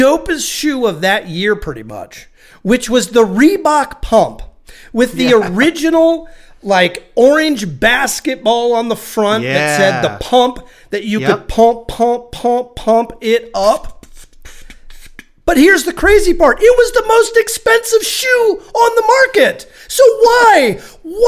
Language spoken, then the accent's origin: English; Midwest, United States; growing up in the Midwest, you and I, side by side, walked to school